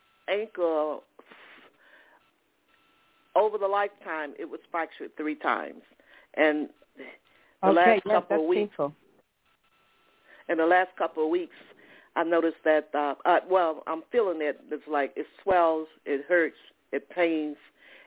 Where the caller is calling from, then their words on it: Atlanta, Georgia, United States; I'm calling from Atlanta, Georgia.